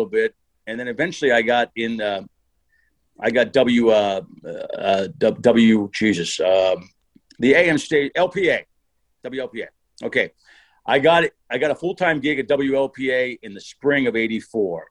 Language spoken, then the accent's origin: English; Harrisburg area, Pennsylvania, United States; I worked at WTPA as a 7 to midnight guy for about 3 years, right in my hometown. We were based in Mechanicsburg, right outside of Harrisburg.